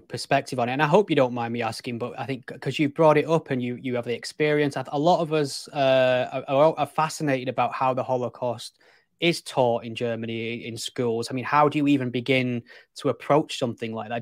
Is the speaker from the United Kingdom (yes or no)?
yes; England, United Kingdom; I'm English